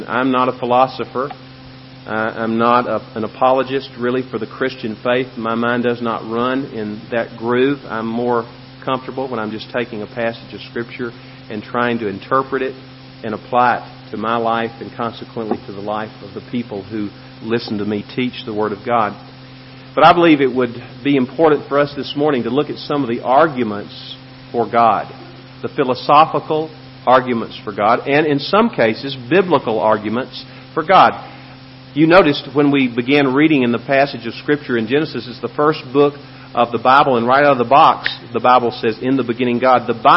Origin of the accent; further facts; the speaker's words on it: Memphis, Tennessee, United States; now in El Paso, United States; Where I grew up, my yard, which was not a very big yard, but it was typical of many similar yards in Memphis, Tennessee, had five huge oak trees